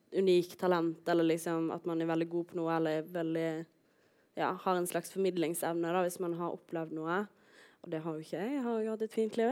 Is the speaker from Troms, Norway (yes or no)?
no; Voss, Vestland, Norway; jeg er jo fra Voss